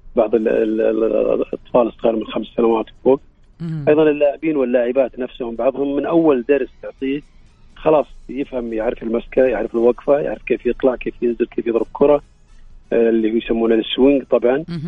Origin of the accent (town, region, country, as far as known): Saudi Arabia